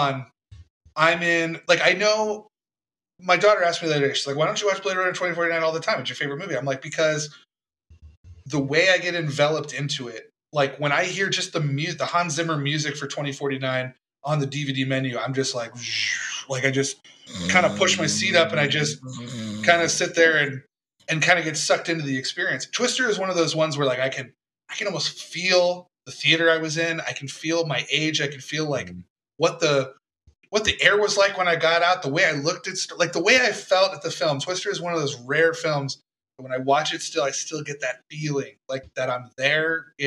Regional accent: Tampa, Florida, United States; I grew up in Tampa

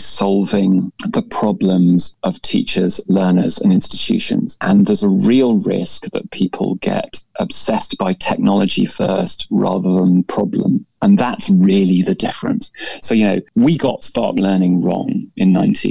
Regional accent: United Kingdom; being a Brit

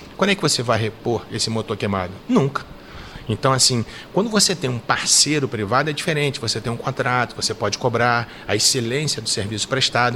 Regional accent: Rio de Janeiro, Brazil; moved away as an adult; now in Minas Gerais, Brazil; Eu vim para cá, eu sou carioca, né? Passei no concurso aqui em Minas em 89

